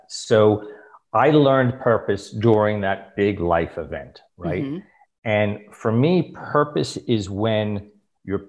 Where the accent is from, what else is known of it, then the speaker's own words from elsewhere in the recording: New York City, New York, United States; moved away as an adult; also born or lived in Abu Dhabi, United Arab Emirates / Dubai, United Arab Emirates; I'm a New Yorker. Born and raised? Born and raised